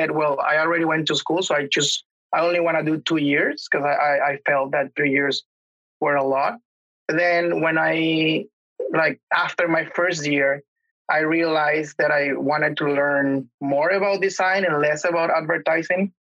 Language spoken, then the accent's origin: English; Venezuela; English is a second language; moved away as an adult; now in Canada; Back home, I'm from Venezuela